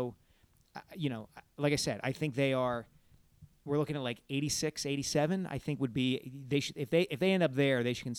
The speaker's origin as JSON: {"language": "English", "region": "New Jersey", "country": "United States", "tie": "born there", "said": "First of all, I was born in New Jersey, so technically I am a Jersey …."}